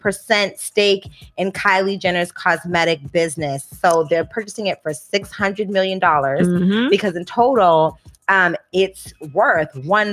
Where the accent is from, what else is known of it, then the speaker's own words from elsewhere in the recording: Calabasas, California, United States; when you're from California, Calabasas.